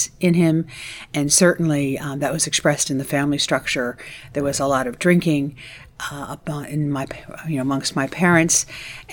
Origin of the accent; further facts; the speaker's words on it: United States; moved away as an adult; now in London, United Kingdom; I grew up in the States, as my accent might indicate